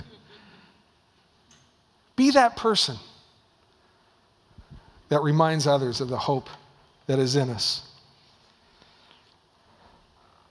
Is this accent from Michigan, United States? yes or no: no; Dallas, Oregon, United States; moved away; Dallas, Oregon, was my hometown